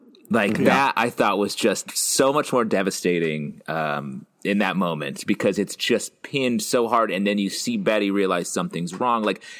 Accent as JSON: {"language": "English", "town": "Queens", "region": "New York", "country": "United States", "said": "You guys promming over here? Yeah, I get it. I'm from Queens."}